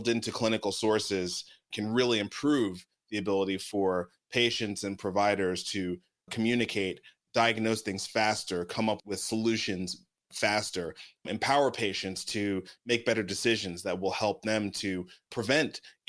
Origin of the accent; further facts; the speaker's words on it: New York City, New York, United States; moved away; also born or lived in Atlanta; I grew up in Brooklyn. I grew up in East Flatbush, Brooklyn.